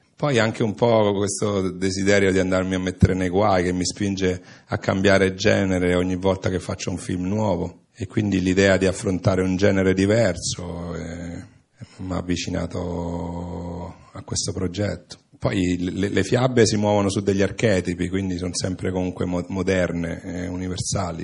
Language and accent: Italian; Italy